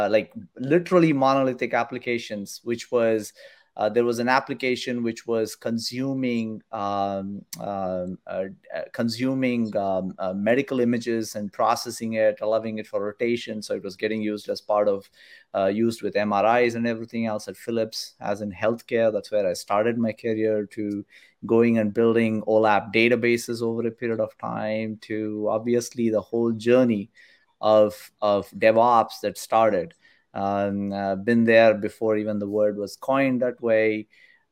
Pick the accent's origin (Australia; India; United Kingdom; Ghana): India; moved away; I grew up in India. I did all my studies there in India